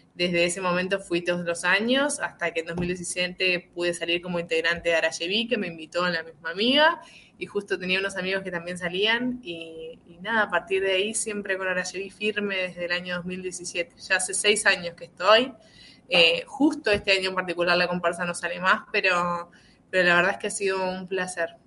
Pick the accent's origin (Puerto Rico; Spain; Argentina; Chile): Argentina; Concepción del Uruguay, Entre Ríos; Yo soy de Concepción del Uruguay, es una ciudad vecina de Gualeguaychú, a 80 kilómetros